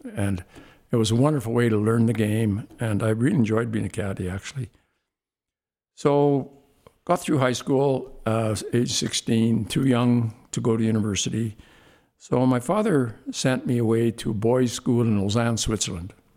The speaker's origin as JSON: {"language": "English", "town": "Saskatoon", "region": "Saskatchewan", "country": "Canada", "tie": "born or raised there", "said": "growing up in Saskatoon, basically, I'm a little guy from a little place"}